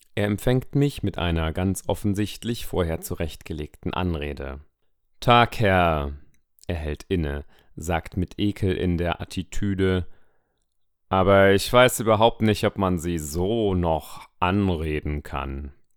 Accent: Weimar, Thuringia, Germany; ich bin neunzehnhundertneunundachtzig in Weimar geboren.

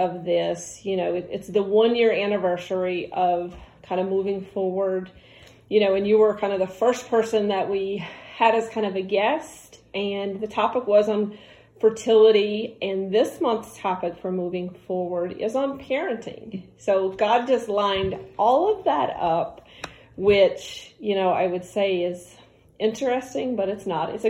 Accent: North Carolina, United States; so we are now in my home state, North Carolina.

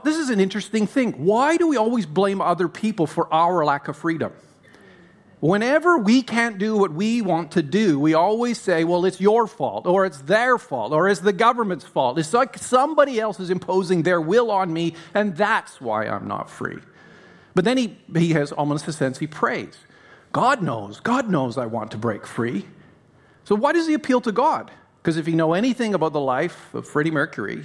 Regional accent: Canada; I'm Canadian, in case you were wondering why I sound American. I'm Canadian.

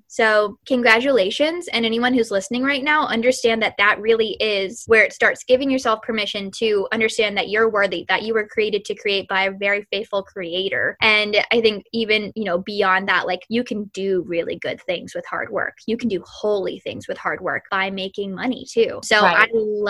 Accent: Elizabethtown, Kentucky, United States; moved away as an adult; also born or lived in Silicon Valley; when I moved to Silicon Valley that, you know, I'm from Elizabethtown, Kentucky

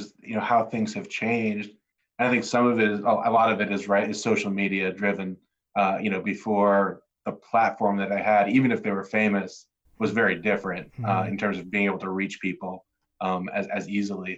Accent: New Jersey, United States; born or raised there

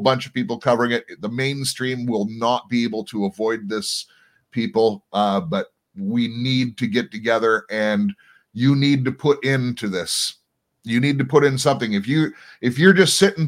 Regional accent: United States; now in Canada; I'm an American living in Canada for a few decades now

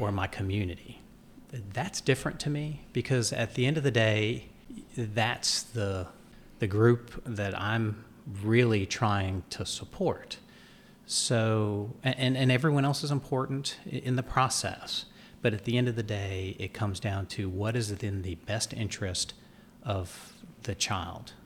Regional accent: Dunn, North Carolina, United States; also born or lived in New York / Florida / New Hanover County, North Carolina; it was great to grow up in a small southern town

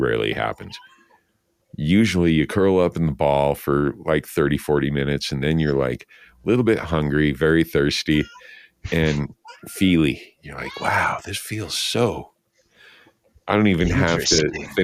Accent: Santa Fe, New Mexico, United States; moved away; I was born in Santa Fe

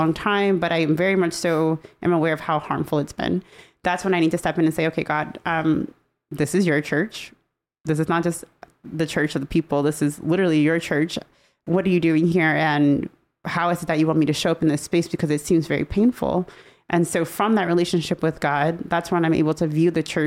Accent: United States; I'm a part of the United States

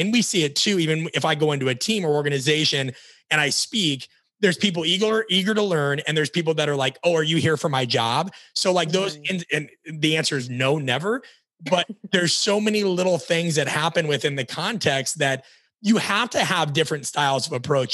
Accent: Omaha, Nebraska, United States; moved away; also born or lived in Florida; We're both from Omaha, Nebraska

